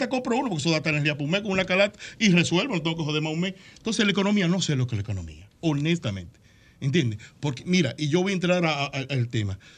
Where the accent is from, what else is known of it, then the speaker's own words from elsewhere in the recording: Dominican Republic; Este hermano mío, lo hago como dominicano.